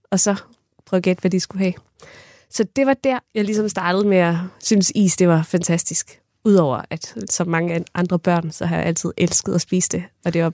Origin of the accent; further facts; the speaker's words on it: Kerteminde, Southern Denmark, Denmark; jeg kommer fra Katteminde